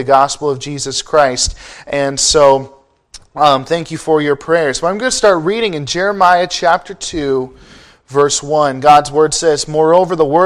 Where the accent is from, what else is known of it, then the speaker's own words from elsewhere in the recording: Ontario, Canada; moved away as an adult; now in California, United States; I am from Ontario, Canada, and I do get teased for it quite a bit. I didn't even know it was a big deal until I moved to the States for college